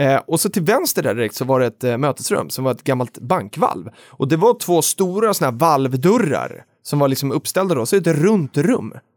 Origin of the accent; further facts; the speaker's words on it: Stockholm, Stockholm County, Sweden; also born or lived in Jönköping; jag var från Stockholm